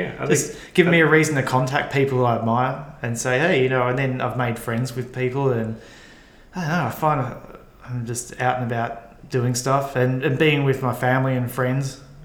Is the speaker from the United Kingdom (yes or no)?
no; Colombia; I mean, so I come from Colombia and I was in Panama.